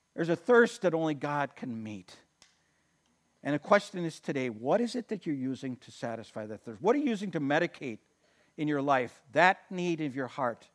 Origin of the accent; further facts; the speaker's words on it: Watertown, United States; I mean, I grew up in Watertown, and I remember we had blue laws back